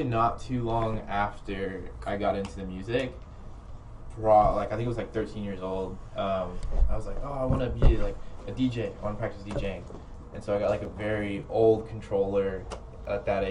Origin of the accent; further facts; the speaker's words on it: Dallas, Texas, United States; also born or lived in Carrollton, Texas; I grew up here in Dallas. So my whole life, just been growing up here. Didn't move anywhere else.